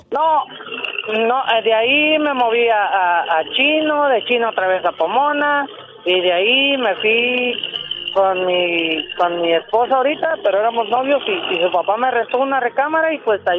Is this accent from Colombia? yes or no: no; Cuauhtémoc, Colima, Mexico; moved away; Soy de Cuauhtémoc, Colima.